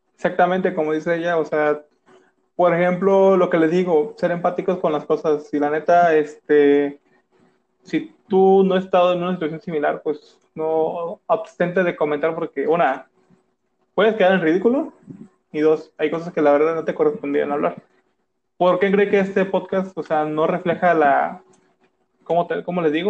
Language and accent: Spanish; Mexico; todos somos mexicanos